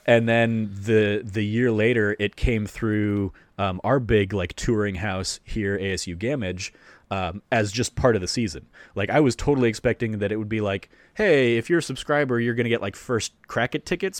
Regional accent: Phoenix, Arizona, United States; growing up in Phoenix and and in Arizona

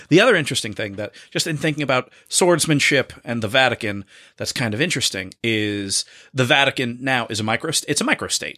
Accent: Boston, Massachusetts, United States; we are Bostonians from the Greater Boston Area

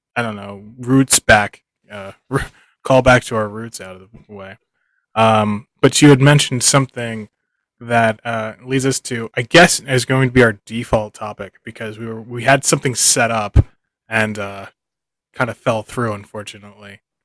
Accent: Philadelphia, Pennsylvania, United States; now in Japan; I'm a dude from Philadelphia who's lived in Japan for a little while

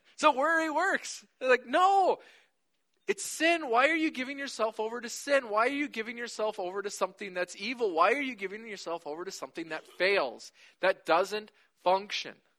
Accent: United States; we do as American Christians

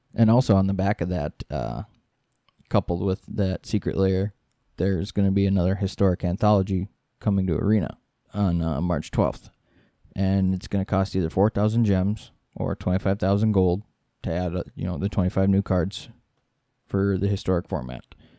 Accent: Midwest, United States; We're from the Midwest. We can't pronounce stuff very well.

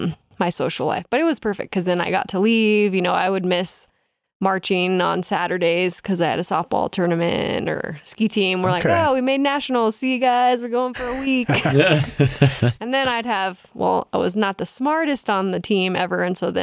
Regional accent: Reno, Nevada, United States; You're telling me this was my biggest disappointment because I grew up in Tahoe. So from Reno, there are 10 ski areas within an hour and a half.

